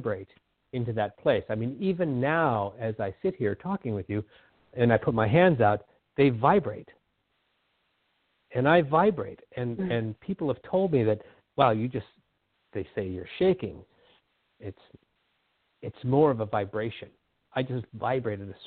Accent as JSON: {"language": "English", "region": "Southern California", "country": "United States", "tie": "born or raised there", "moved": "yes", "lives_now": "Whidbey Island, United States", "said": "I grew up in Southern California where it's all very homogenous"}